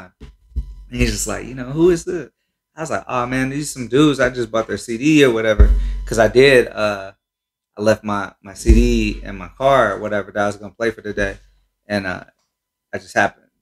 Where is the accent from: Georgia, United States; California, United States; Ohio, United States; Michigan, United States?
Ohio, United States; Cincinnati; also born or lived in Minnesota / Columbus; I'm from Cincinnati, uh, but you know I did a, a little time in Minnesota